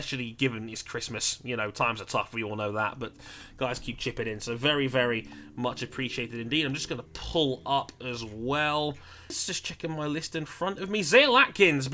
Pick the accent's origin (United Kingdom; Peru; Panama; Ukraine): United Kingdom; I'm British